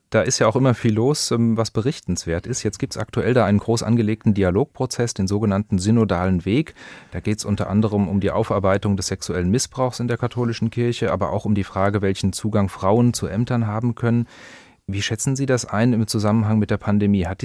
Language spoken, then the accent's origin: German; Rome, Lazio, Italy; also born or lived in Munich, Germany; Und nach dem Krieg äh, bin ich dann in Rom geboren.